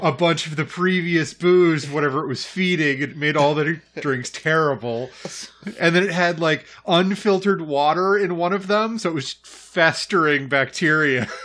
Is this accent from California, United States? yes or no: no; Idaho, United States; moved away; I grew up in Idaho.